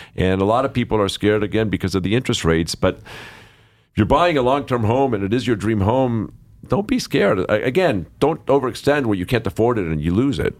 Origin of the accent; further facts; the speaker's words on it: Los Angeles, California, United States; I grew up here in Los Angeles